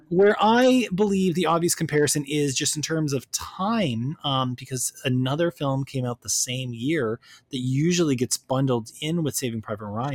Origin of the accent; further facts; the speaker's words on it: Canada; left me as a Canadian